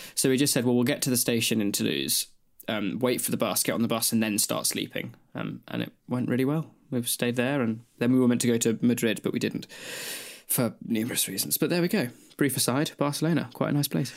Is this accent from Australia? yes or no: yes; Australia; moved away as an adult; now in United Kingdom; moving from Australia to the U K to come to uni